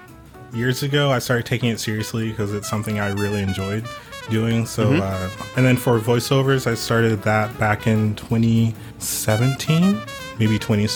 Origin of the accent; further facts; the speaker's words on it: Netherlands; now in Fort Worth, United States; I am from the Netherlands.